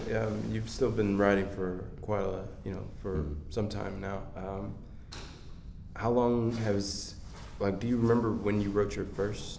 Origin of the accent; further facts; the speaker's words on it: Houston, Texas, United States; because I'm from Houston in Texas